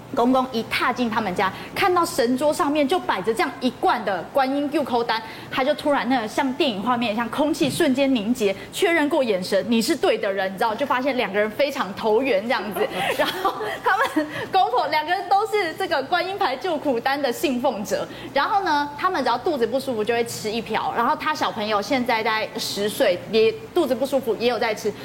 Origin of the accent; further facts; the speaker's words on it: Taiwan; 我们台湾人